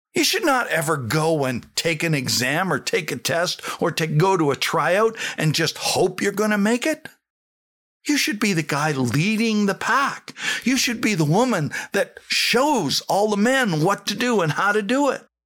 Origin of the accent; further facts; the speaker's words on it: Saskatchewan, Canada; I came from Saskatchewan